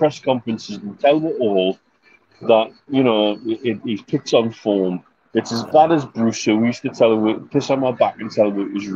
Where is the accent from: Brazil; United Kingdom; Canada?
United Kingdom; England; We're English. We're King George's men, for God's sakes. You know, we're fiercely English. We're border peoples